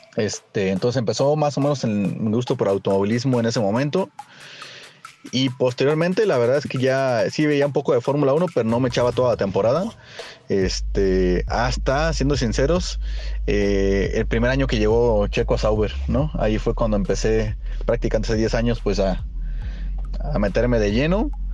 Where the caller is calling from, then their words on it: Mexico City, Mexico; saludos desde la Ciudad de México